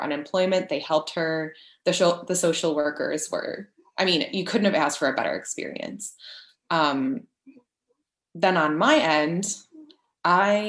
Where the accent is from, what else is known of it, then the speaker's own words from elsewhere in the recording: Chicago, Illinois, United States; moved away; also born or lived in Paris, France / Florida; We're originally from the Chicago area